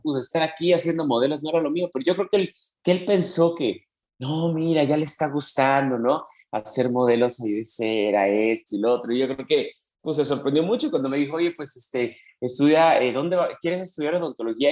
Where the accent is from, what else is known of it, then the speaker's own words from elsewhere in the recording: Mexico City, Mexico; Yo soy de la Ciudad de México